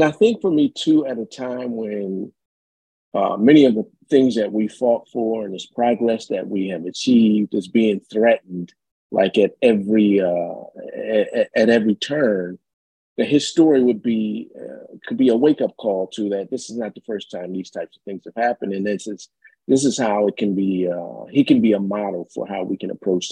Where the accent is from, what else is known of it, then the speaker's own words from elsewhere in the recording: Wilmington, Delaware, United States; now in Chicago, United States; I'm from Wilmington, Delaware originally